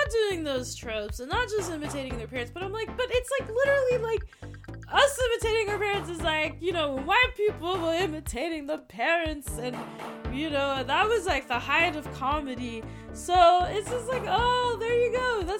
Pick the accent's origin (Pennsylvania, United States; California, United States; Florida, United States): California, United States; I grew up in the Bay Area in the 90s